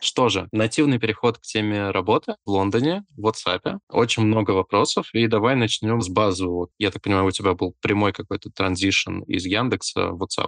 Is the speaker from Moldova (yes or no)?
yes; Moldova; я родился в Молдове и говорил на румынском еще